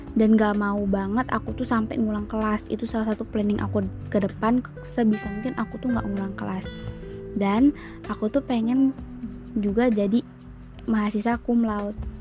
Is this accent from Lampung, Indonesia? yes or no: yes; Bandar Lampung, Lampung, Indonesia; Aku berasal dari Kota Bandar Lampung